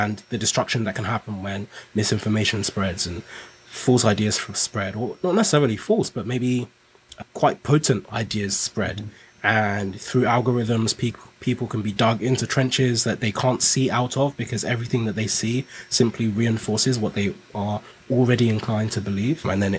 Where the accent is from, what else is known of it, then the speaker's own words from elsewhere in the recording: Nigeria; now in United Kingdom; so I came to the UK from Nigeria